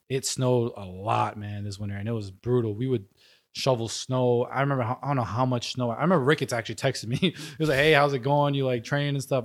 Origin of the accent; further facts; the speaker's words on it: New York, United States; born and raised in New York, um, a small neighborhood called Rosebud Island between, uh, Manhattan and Queens